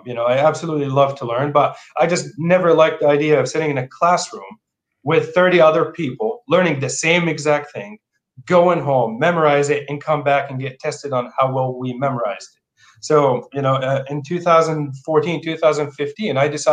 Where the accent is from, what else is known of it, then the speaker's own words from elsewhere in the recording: Jordan; English is a second language; moved away as an adult; also born or lived in Portland, Oregon; now in Seattle area, United States; I grew up in Jordan in the Middle East, and I came here for opportunity